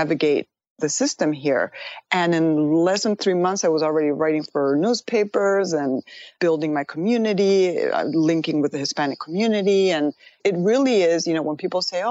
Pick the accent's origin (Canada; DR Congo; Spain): Spain; moved away as an adult; also born or lived in Madrid, Spain / Pittsburgh, Pennsylvania, United States; now in United States; I was born in Madrid, and I was raised in Pittsburgh, Pennsylvania until I was 5. My parents divorced, and then I went back to Spain